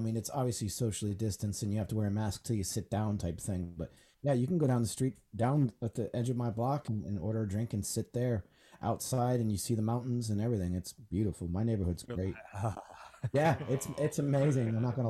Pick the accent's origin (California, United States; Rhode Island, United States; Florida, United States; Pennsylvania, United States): Rhode Island, United States; And where I grew up outside of Boston in Rhode Island, the Boston scene exploded with the …